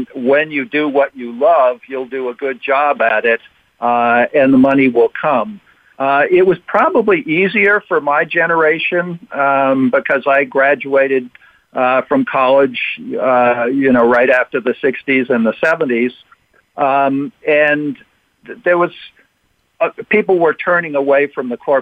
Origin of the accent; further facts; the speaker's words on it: Cape Cod, Massachusetts, United States; a kid growing up on the Cape